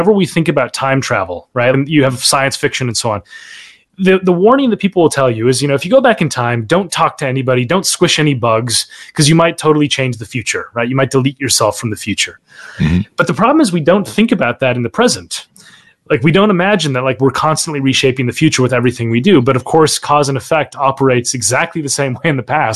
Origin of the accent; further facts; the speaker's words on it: Minnesota, United States; I grew up in Minnesota, born and raised Minnesotan